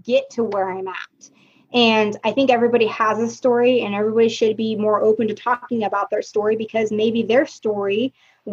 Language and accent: English; Oregon, United States; moved away; I grew up in Oregon, and Oregon is very primarily white